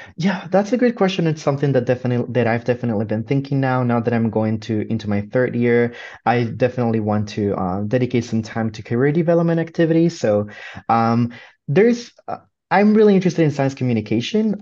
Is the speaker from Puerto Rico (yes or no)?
yes; Puerto Rico; moved away as an adult; now in Michigan, United States; I come from Puerto Rico